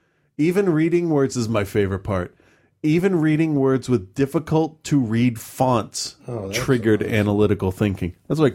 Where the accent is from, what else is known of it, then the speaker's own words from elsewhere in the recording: Lebanon; I grew up in Lebanon during the war, and I understood that religion was really important in people's lives.